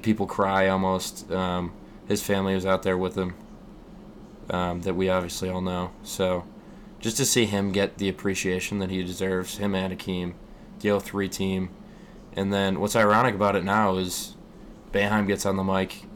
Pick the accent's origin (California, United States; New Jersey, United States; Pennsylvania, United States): Pennsylvania, United States; Scranton; we're from Scranton